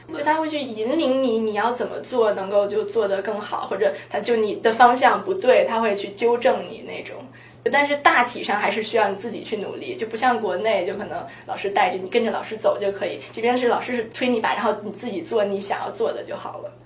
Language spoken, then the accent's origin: Chinese; China; moved away; also born or lived in United States; 我作为一个中国人，我对中国历史很熟悉了